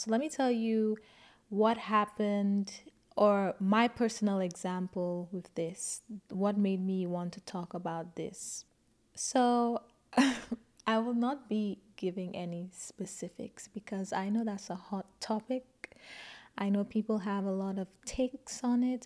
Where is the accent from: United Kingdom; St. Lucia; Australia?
St. Lucia; I grew up in Saint Lucia and I went to a Catholic school